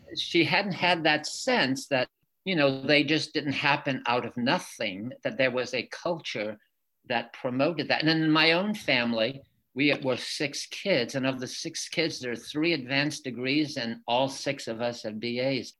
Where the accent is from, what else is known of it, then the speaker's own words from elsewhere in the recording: Lisbon Falls, Maine, United States; first language French; English is a second language; also born or lived in Lewiston, Maine; I'm from Lewiston. I grew up in Lisbon Falls, where I live right now